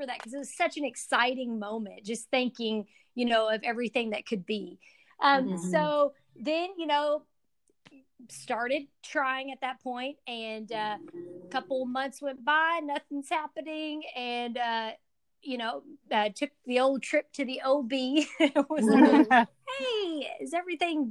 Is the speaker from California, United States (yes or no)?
no; Owensboro, Kentucky, United States; I'm from Owensboro, Kentucky, originally, and grew up a little bit outside of town in a little rural community called Utica